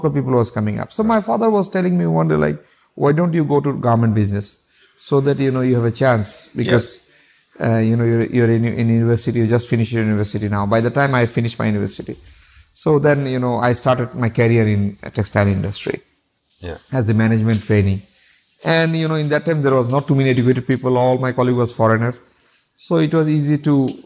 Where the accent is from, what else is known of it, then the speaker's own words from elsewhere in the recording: Chittagong, Chittagong Division, Bangladesh; In Bangladesh, yeah. In Chittagong, my hometown.